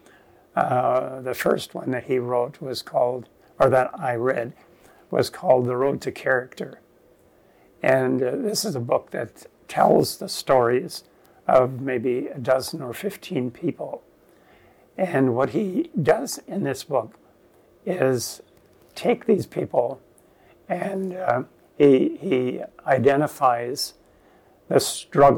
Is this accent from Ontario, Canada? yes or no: yes; Virgil, Ontario, Canada; the church that I grew up in Ontario, in Virgil